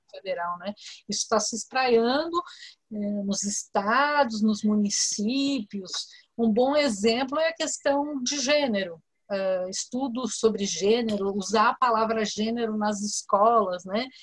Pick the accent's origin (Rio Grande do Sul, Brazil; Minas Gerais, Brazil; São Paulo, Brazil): São Paulo, Brazil; Eu sou de São Paulo, aqui no estado de São Paulo